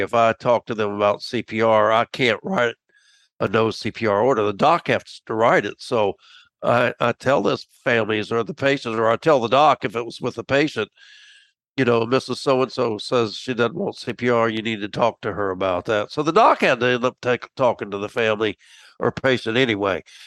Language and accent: English; Tampa, Florida, United States; moved away as an adult; also born or lived in Miami, Florida / Macon, Georgia / Washington, DC area; I grew up in Tampa